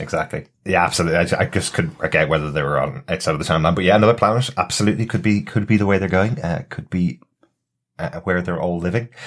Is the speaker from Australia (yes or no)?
no; Ireland; since we're all Irish and since we're sitting in Dublin recording this